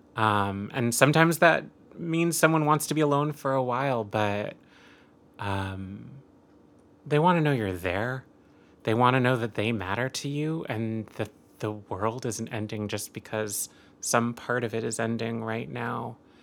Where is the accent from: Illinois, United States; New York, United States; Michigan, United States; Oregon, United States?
Oregon, United States; rural; I grew up Catholic and Jewish, um, and Asian in rural Oregon